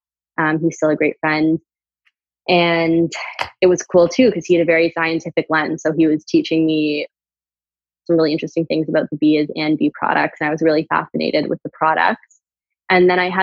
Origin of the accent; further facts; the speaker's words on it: Canada; And I'm from Canada. I went to college in Canada